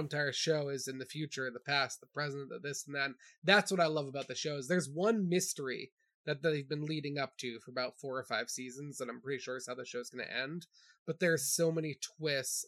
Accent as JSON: {"language": "English", "region": "New Hampshire", "country": "United States", "tie": "born or raised there", "said": "just growing up in New Hampshire, growing up in the woods"}